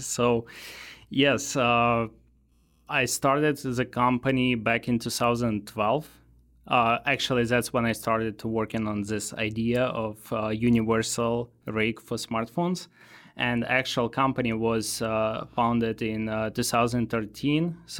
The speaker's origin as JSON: {"language": "English", "country": "Ukraine", "also_born_or_lived": "Moldova / Russia", "second_language": "English", "moved": "as an adult", "lives_now": "United States", "said": "Oh, I lived in different countries. So I was actually born in Moldova, then moved to Russia, then to Ukraine."}